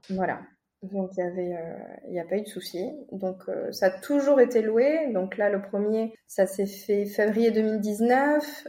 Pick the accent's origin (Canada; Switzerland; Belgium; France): France; Toulouse, Occitania; moved away as an adult; also born or lived in Argentina; now in Buenos Aires, Argentina; J'ai grandi à Toulouse.